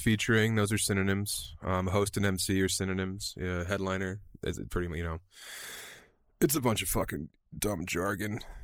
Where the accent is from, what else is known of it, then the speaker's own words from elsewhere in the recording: Eastern Plains of Colorado, United States; also born or lived in Denver; now in Fort Collins, United States; I grew up on the Eastern Plains of Colorado